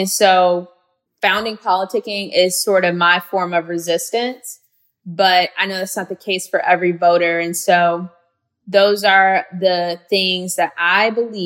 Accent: Gary, Indiana, United States; her mom, who's a former mayor in my hometown, Gary, Indiana

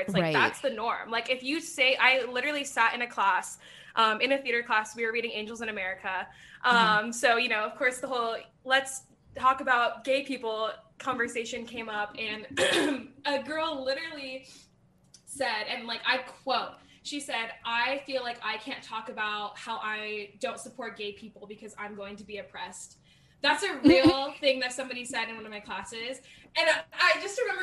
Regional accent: California, United States; I'm like, here, like California

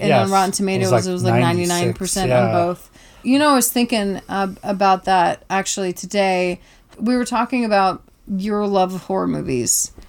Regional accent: the South, United States; Now, I'm from the South, and I have been to many a backwood

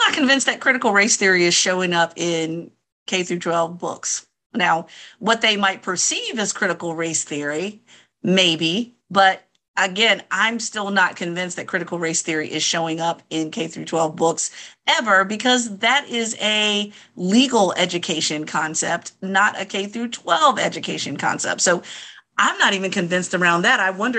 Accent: Virginia, United States; We know my home state of Virginia, that I often Bash on this podcast.

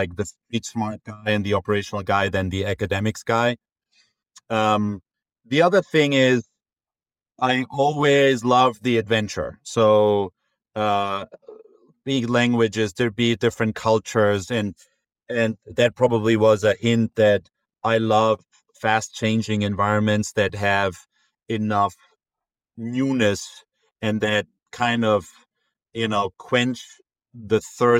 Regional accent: Munich, Bavaria, Germany; moved away as an adult; also born or lived in Frankfurt; now in Boston, United States; I'm originally from Munich, where, you know, I lived my first close to 20 years.

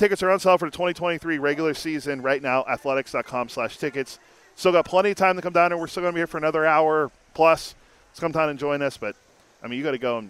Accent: Pittsburgh, Pennsylvania, United States; moved away; I'm looking forward to hanging out in Pittsburgh with you in yes, my hometown.

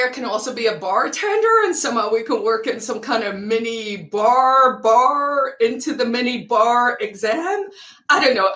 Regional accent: South Africa; also born or lived in United States / Sweden; yes, I grew up in South Africa. Although I did grow up all over the year, uh, all over the world, because my dad actually was in the Foreign Service. So I did live in the states when I was little, and in Sweden

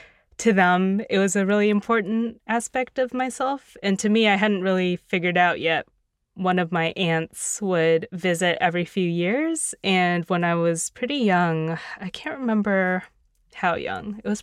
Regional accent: Hudson, Ohio, United States; A lot of people, you know, just assume I'm from California. It's like that old cliche. But no, we ended up in Ohio.

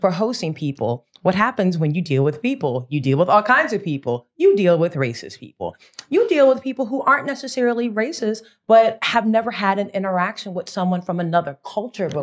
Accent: United States; very American

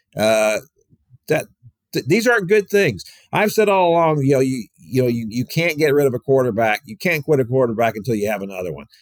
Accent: Houston, Texas, United States; I grew up in Houston

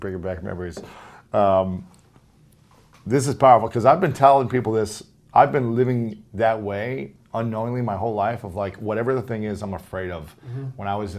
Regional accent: Ohio, United States; I'm from Ohio.

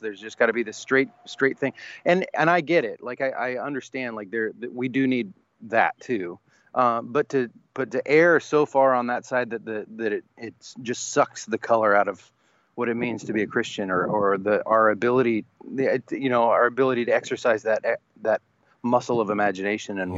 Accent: the South, United States; a pastor's kid, uh, growing up in the South

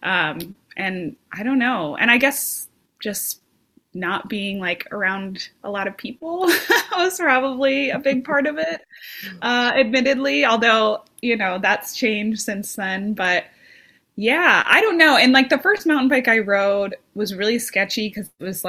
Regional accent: Las Vegas, Nevada, United States; moved away; I was born and raised in Las Vegas, Nevada

